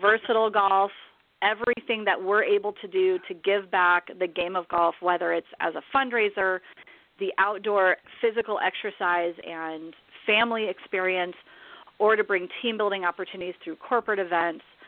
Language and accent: English; Omaha, Nebraska, United States; moved away as an adult; also born or lived in Southern California; now in Scottsdale, United States; I was born and raised in Omaha, Nebraska